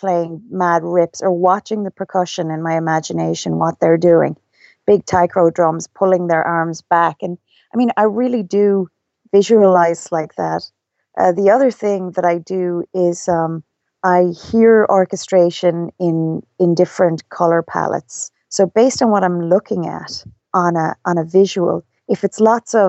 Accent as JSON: {"language": "English", "country": "Ireland", "said": "I'm Irish"}